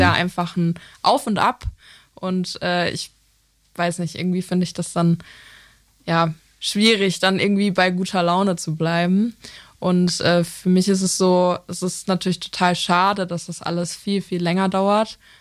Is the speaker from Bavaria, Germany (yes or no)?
no; Lippstadt, North Rhine-Westphalia, Germany; moved away as an adult; also born or lived in Essen; now in Cologne, Germany; Ich äh, komme aus Lippstadt. Das ist ähm, zwischen ja, zwischen Soest und Paderborn.